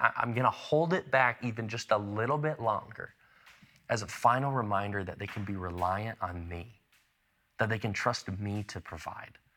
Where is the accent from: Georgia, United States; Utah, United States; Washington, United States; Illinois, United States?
Illinois, United States; Chicago; also born or lived in Lexington, Illinois; I spent a, a decent chunk of my childhood growing up in the Chicago suburbs, but even before I lived in Chicago, I actually lived in a tiny little town in central Illinois called Lexington